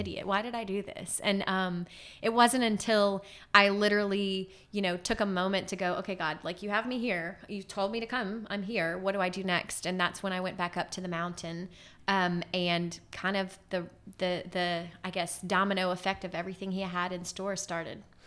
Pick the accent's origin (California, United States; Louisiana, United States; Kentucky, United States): Louisiana, United States; Lafayette; moved away as an adult; also born or lived in New Orleans / Baton Rouge; now in Haiti; I was born and raised in Lafayette